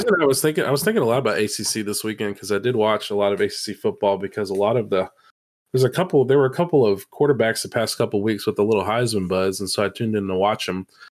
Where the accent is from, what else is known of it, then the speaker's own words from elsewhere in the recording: Atlanta, Georgia, United States; we grew up in Metro Atlanta